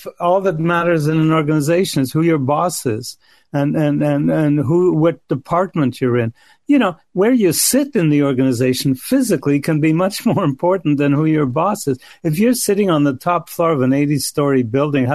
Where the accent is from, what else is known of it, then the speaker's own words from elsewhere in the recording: Canada; I'm Canadian